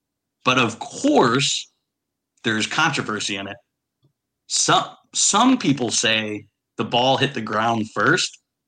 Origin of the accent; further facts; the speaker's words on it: Western Pennsylvania, United States; moved away; I'm from Western Pennsylvania, right?